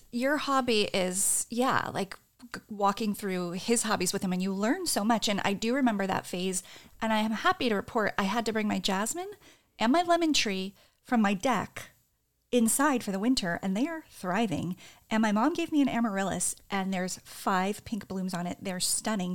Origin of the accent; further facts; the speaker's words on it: New Jersey, United States; I'm from New Jersey